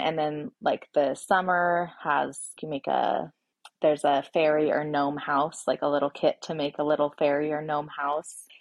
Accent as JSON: {"language": "English", "region": "Oregon", "country": "United States", "tie": "born or raised there", "also_born_or_lived": "Washington", "moved": "as an adult", "lives_now": "Boise, United States", "said": "I was born and raised in Oregon"}